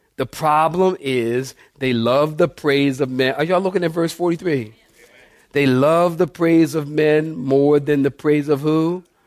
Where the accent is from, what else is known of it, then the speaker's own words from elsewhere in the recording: Philadelphia, Pennsylvania, United States; moved away; also born or lived in Camp Pendleton; I'm from Philadelphia.